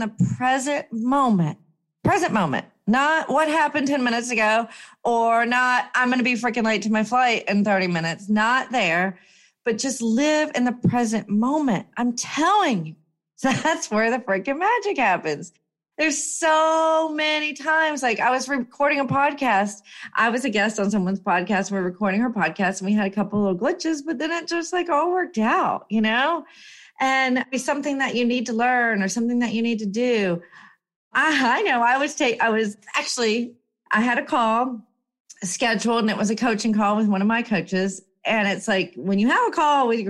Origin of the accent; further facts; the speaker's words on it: United States; as an American